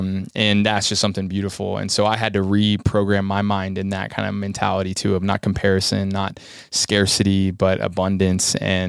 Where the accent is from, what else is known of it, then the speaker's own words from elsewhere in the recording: United States; and for me being 19 American kid, I was like, whoa, this is really hard.